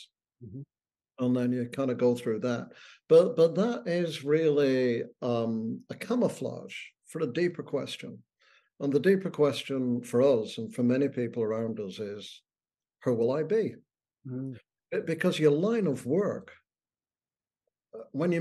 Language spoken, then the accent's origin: English; United Kingdom; moved away as an adult; also born or lived in Boston; now in Ottawa, Canada; I'm British